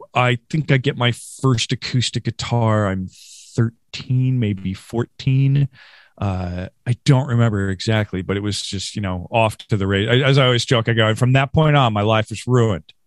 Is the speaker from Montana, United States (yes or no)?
no; Rochester, New York, United States; also born or lived in Norristown, Pennsylvania / King of Prussia, Pennsylvania; now in Philadelphia, United States; I grew up in Western New York. Uh, I'm from Rochester, New York